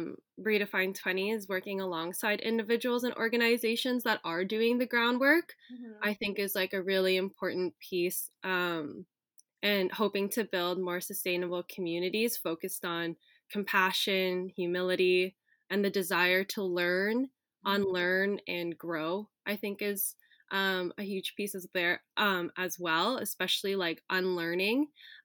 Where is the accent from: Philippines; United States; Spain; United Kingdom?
Philippines; one story that I shared as a Filipina growing up in a white dominated space in elementary school